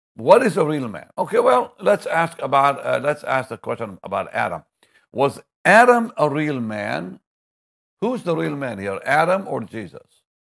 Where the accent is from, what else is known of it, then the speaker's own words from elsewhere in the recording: Jaffa, Tel Aviv District, Israel; I come from Jaffa